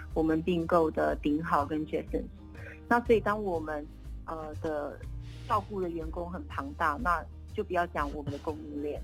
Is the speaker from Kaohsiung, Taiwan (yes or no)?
yes; Kaohsiung, Taiwan; moved away as an adult; also born or lived in Taipei; 我是高雄人哎，然从后从南部，哎。对，然后后来念了文藻在高雄